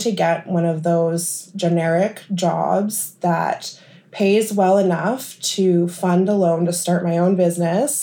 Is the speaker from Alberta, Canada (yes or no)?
no; Thunder Bay, Ontario, Canada; I'm from Thunder Bay, and after high school, I did aesthetics here at the college